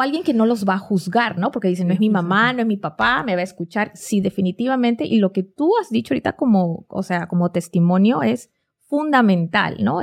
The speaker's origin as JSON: {"language": "Spanish", "region": "Lima", "country": "Peru", "moved": "as an adult", "lives_now": "United States", "said": "vengo de Lima, Perú y, no soy mexicana"}